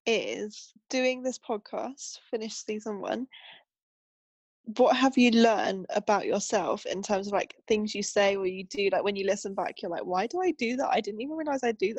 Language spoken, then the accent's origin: English; Wales, United Kingdom; accent: Welsh; my accent reverted back to what it's always been, and then I spent, like, as I came back to Cardiff, and I'd been here for a week, and my dad was on the phone like … you sound well Welsh right now.